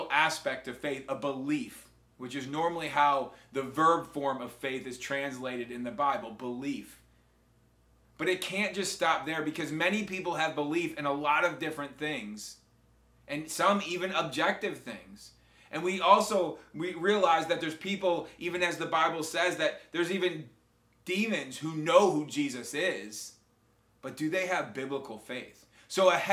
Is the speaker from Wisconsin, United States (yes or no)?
yes; Wisconsin, United States; now in Spring Hill, United States; when I grew up in Wisconsin